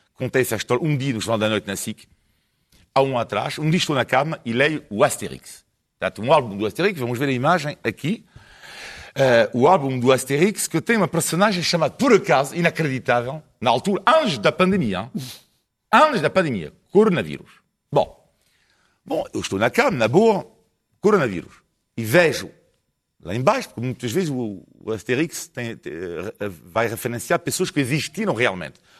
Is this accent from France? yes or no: yes; France; Portuguese is a second language; now in Portugal; sou francês, franco italiano